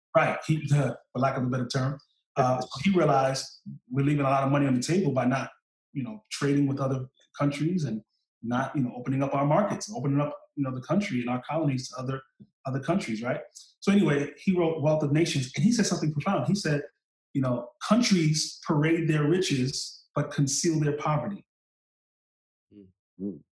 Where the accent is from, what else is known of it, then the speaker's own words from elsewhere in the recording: New York City, New York, United States; I come from Eastern New York, Brooklyn.